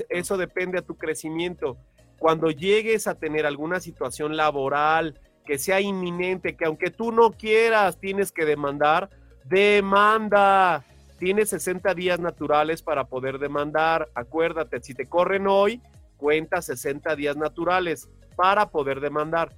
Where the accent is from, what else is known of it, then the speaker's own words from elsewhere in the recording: Mexico; somos mexicanos